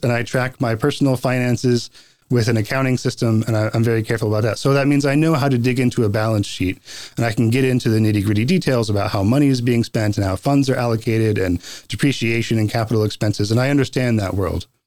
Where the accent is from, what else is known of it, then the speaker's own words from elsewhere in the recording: North Carolina, United States; also born or lived in Boston; now in Post Falls, United States; I grew up in North Carolina